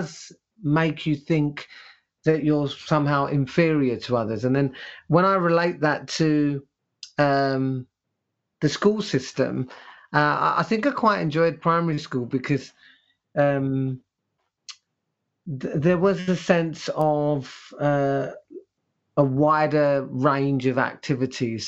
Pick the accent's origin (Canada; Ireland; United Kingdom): United Kingdom; London; English is a second language; I was brought up in East Ham, which is in East London